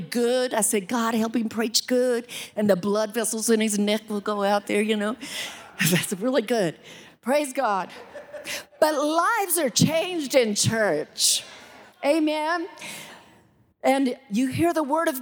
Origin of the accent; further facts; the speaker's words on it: Salida, Colorado, United States; moved away; also born or lived in Alexandria; I was born in Salida